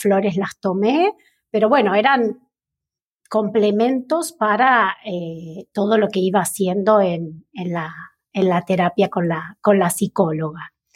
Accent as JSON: {"language": "Spanish", "region": "Neuquén", "country": "Argentina", "tie": "born or raised there", "also_born_or_lived": "La Plata, Buenos Aires / northern Buenos Aires Province / Buenos Aires", "said": "a mis ocho años me vine a Neuquén, que es la provincia de mi madre. Y ya aquí pasé casi toda la escolarización"}